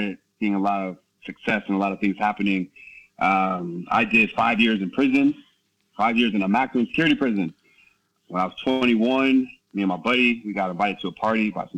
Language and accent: English; Herndon, Virginia, United States; moved away as an adult; also born or lived in Norway / Ireland / Santa Monica, California; now in Kos, Greece; I grew up in Herndon, Virginia, Northern Virginia